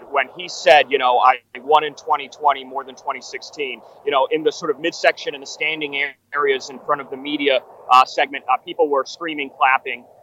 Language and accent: English; New York City, New York, United States; moved away as an adult; also born or lived in Miami; now in Chicago, United States; that's when I grew up in New York City, in Brooklyn and Manhattan.